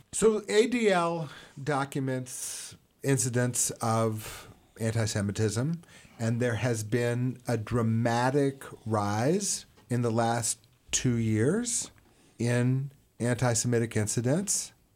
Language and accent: English; Houston, Texas, United States; I grew up in Houston